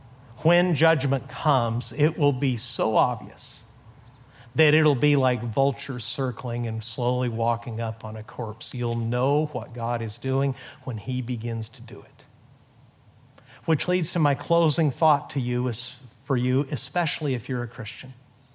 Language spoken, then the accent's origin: English; Mexico; up in the high desert of Mexico. My parents are missionaries, as I've told you many times. Between my hometown in Mexico and our border crossing of El Paso, Texas, there's about 240 desolate miles of desert.